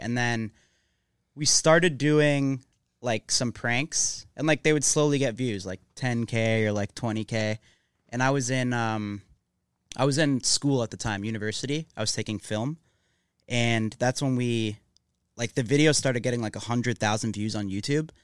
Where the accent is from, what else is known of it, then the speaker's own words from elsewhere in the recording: Mississauga, Ontario, Canada; moved away as an adult; now in Los Angeles, United States; I'm from Mississauga, which is like 20 minutes outside Toronto. Um, that's where I grew up.